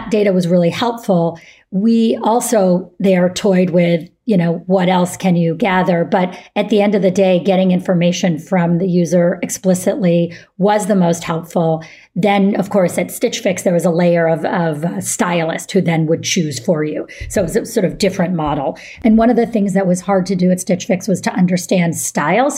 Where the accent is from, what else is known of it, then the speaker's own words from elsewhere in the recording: Syracuse, New York, United States; moved away; I grew up in Syracuse, New York